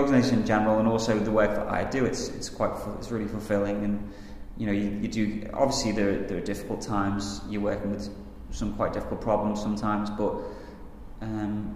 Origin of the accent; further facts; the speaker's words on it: Liverpool, North West England, United Kingdom; I'm from Liverpool